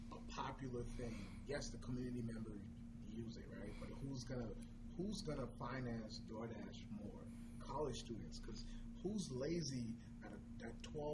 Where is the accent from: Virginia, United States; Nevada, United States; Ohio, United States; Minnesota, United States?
Minnesota, United States; Brooklyn Park; now in Menominee, United States; When I got here, you know, I'm from Minnesota. I'm from a big, you know, BP.